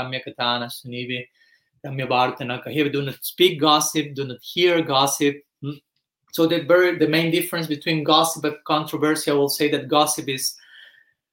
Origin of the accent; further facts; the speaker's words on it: Argentina; moved away; I was born in Argentina some 40 years back